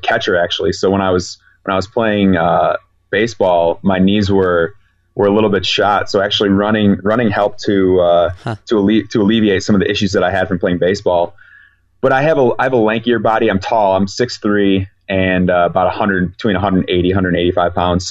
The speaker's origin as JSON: {"language": "English", "town": "Chicago", "region": "Illinois", "country": "United States", "said": "I'm from Chicago, so I know what Chicago winters can be like"}